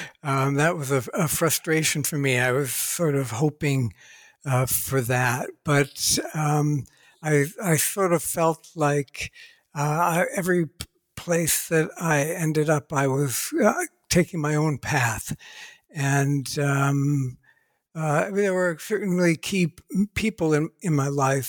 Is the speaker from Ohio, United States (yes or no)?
yes; Ohio, United States; I was born and raised in Ohio, USA